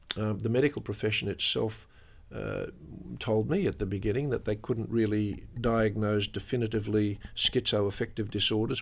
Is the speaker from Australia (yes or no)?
yes; Australia; as an Australian